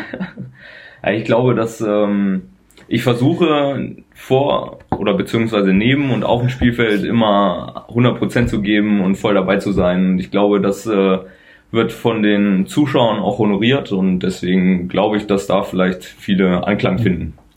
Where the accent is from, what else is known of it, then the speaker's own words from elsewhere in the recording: Dingelbe, Lower Saxony, Germany; in Dinkelbe, wo ich aufgewachsen bin, da in die Grundschule